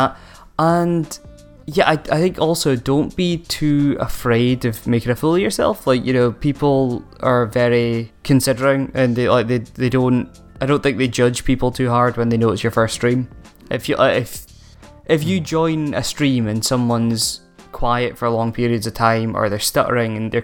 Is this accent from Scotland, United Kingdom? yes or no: yes; Aberdeen, Scotland, United Kingdom; I'm from Aberdeen and we all speak really fast because it's cold up here